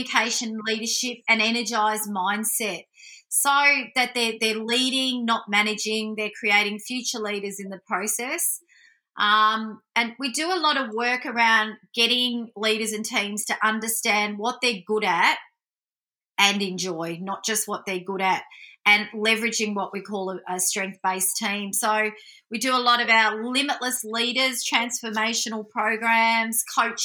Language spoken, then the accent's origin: English; Melbourne, Victoria, Australia; also born or lived in Central Coast; I grew up Italian, Australian family in Melbourne.